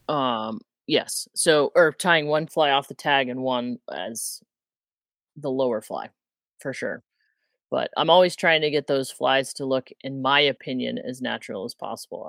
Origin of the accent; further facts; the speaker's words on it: Midwest, United States; moved away as an adult; now in Montana, United States; I grew up in the Midwest